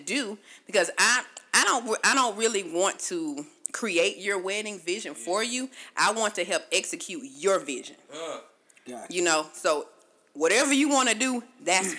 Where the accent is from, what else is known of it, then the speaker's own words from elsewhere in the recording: Augusta, Georgia, United States; now in Conyers, United States; I'm from Augusta, but I live in Conyers